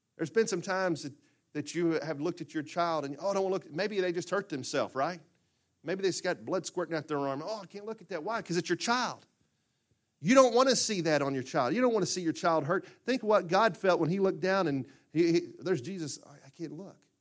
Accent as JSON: {"language": "English", "town": "Murfreesboro", "region": "Arkansas", "country": "United States", "tie": "born or raised there", "said": "growing up in Murfreesboro, Arkansas"}